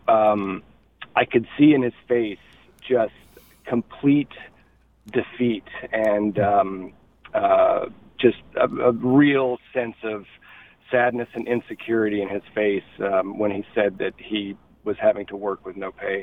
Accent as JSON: {"language": "English", "country": "United States", "said": "as an American"}